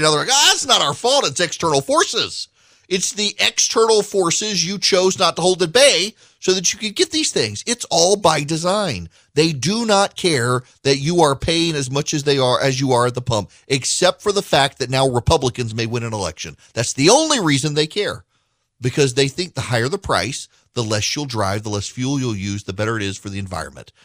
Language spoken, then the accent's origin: English; the South, United States; I'm from the South